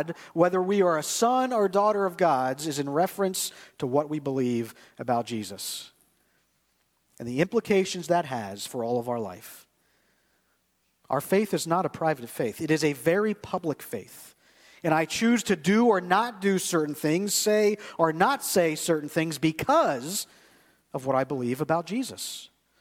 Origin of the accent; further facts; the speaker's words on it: United States; I grew up in the United States of America where everybody's pretty much Christian.